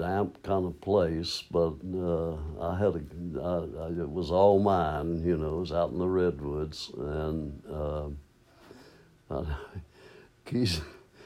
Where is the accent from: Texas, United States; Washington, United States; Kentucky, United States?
Kentucky, United States; Maysville; moved away as an adult; also born or lived in California; I came home from California, came back to Maysville for a visit, and my folks were there.